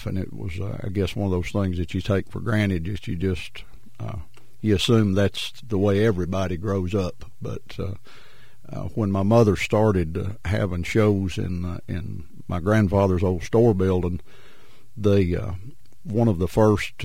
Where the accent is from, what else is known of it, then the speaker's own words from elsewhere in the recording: Maces Spring, Virginia, United States; I'm from Mesa Springs. I was raised right behind the A.P. Carter Museum